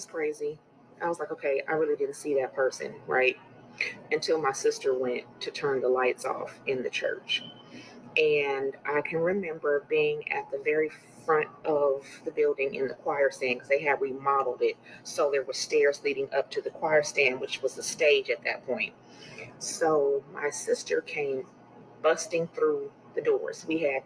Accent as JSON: {"language": "English", "region": "California", "country": "United States", "tie": "born or raised there", "said": "I belong to a well-known church in my home state of California"}